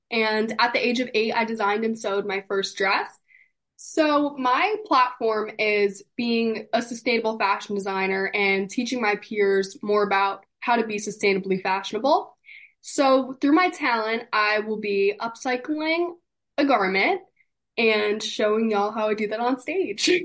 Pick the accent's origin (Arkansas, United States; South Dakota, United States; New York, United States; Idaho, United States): New York, United States; East Fishkill; I'm from East Fishkill, New York